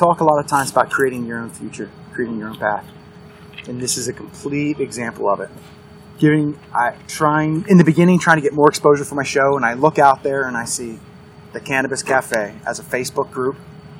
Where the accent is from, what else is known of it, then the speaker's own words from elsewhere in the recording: Pennsylvania, United States; growing up in Pennsylvania, it's so big.